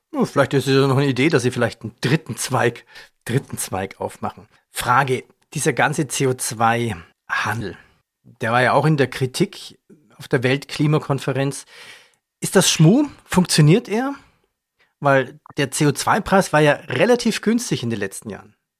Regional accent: Germany; Bei uns in Deutschland

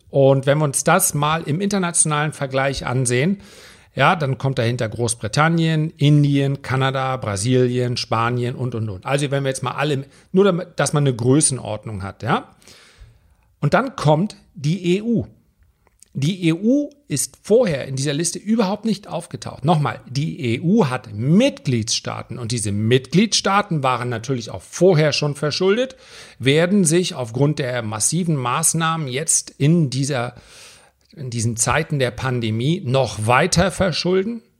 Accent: Germany; Auch wir als Deutsche und deswegen liest sich das so schön in der deutschen Presse, dass wir dann sagen, ja, wir müssen für die Griechen zahlen.

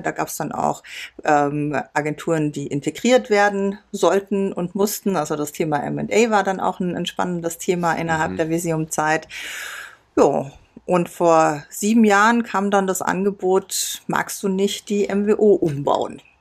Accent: Biberach an der Riss, Baden-Württemberg, Germany; moved away as an adult; also born or lived in Landshut; da bin ich groß geworden

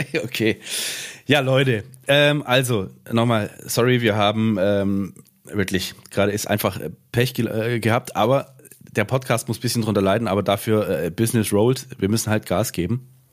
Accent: Swabia, Germany; ich bin ja auch Schwabe, ich mache halt gern Dialekte nach

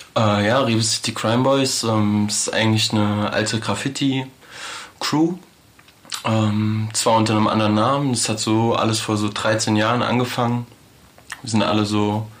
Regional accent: Frankfurt, Hesse, Germany; wir sind halt alle in Frankfurt aufgewachsen

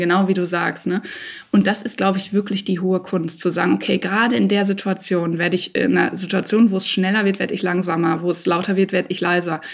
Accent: Dortmund, North Rhine-Westphalia, Germany; in meiner Heimat in Dortmund

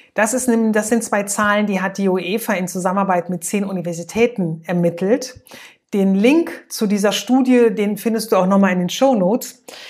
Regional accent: Germany; bei uns in Deutschland

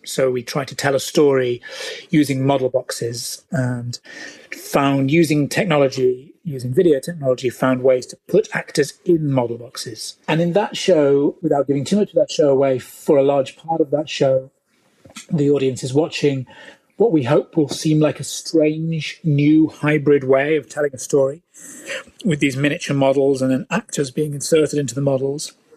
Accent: United Kingdom; I'm British

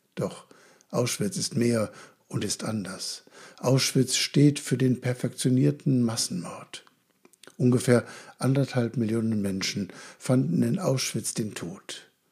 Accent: Germany; Als Deutsche

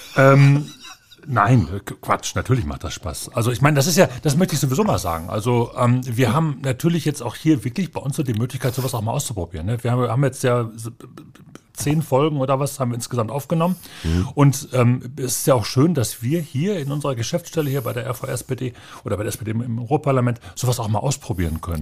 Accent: Bochum, North Rhine-Westphalia, Germany; ich habe immer in Bochum gewohnt. Ich habe Bochum nie verlassen, um woanders zu studieren oder zu wohnen.

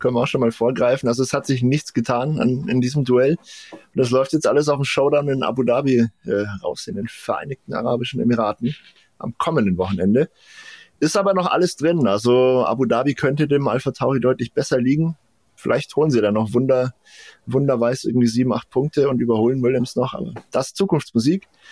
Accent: Franconia, Bavaria, Germany; wie man bei uns in Franken sagt

